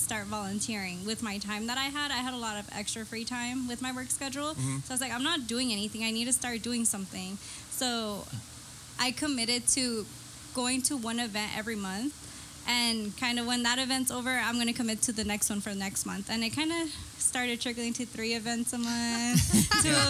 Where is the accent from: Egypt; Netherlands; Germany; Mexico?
Mexico; now in San Diego, United States; I'm from Mexico.